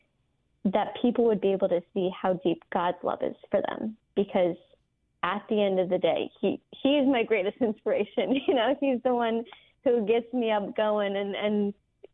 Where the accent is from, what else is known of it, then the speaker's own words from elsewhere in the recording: New Jersey, United States; moved away; I'm originally from New Jersey, the youngest of four girls